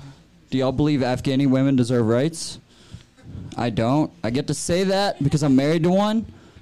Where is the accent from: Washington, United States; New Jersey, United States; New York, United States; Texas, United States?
Texas, United States; now in Aurora, United States; 24. I'm from Texas.